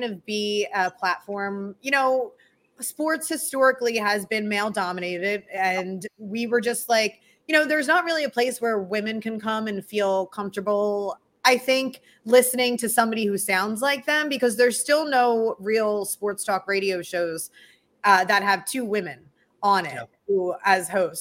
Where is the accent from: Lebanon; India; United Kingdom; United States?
United States; Philadelphia, Pennsylvania; accent: Philadelphia; being a hometown girl